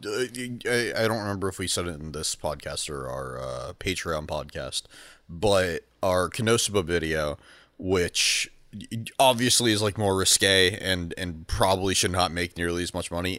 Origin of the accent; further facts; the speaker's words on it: San Diego, California, United States; moved away; I grew up in San Diego